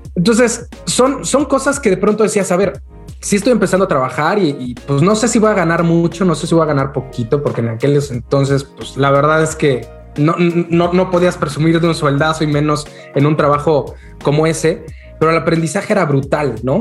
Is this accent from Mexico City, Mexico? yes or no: yes; Mexico City, Mexico; moved away as an adult; also born or lived in Guadalajara; yo, yo nací en Ciudad de México. Este, después, después de un tiempo, más o menos como a los de, ¿qué será? 22, 23 años, este, me, me moví a la ciudad de Guadalajara